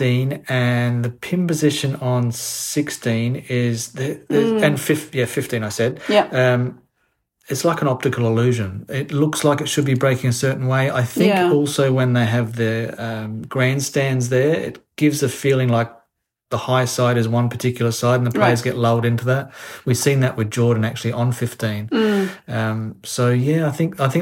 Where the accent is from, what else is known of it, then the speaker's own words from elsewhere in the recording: Australia; now in Orlando, United States; as an Australian, growing up with a lot of sun awareness